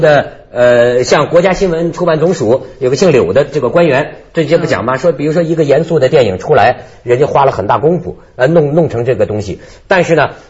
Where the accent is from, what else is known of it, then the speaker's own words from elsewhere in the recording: Liangshan, Shandong, China; moved away; 你像我们老家水泊梁山